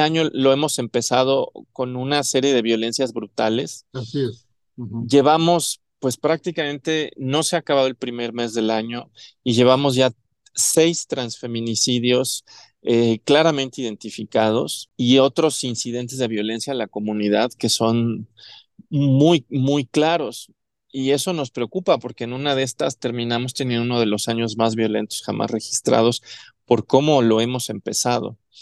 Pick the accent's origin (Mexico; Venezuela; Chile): Mexico; Mexico City; also born or lived in Chihuahua / Cancún; Yo nací aquí en Ciudad de México, toda mi vida la he pasado aquí, salvo un par de años